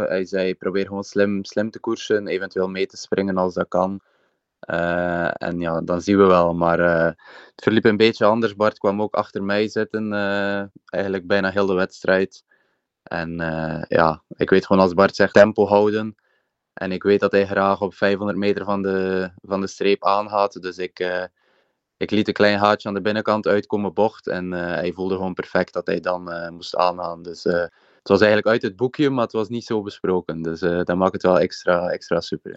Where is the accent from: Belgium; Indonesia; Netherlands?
Belgium; Ostend, Flanders; En ik ben afkomstig uit Oostende, Zandvoorde